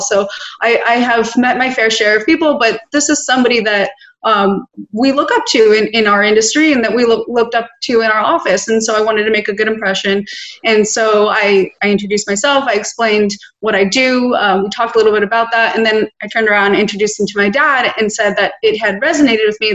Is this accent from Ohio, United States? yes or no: no; Los Angeles, California, United States; born and raised in Los Angeles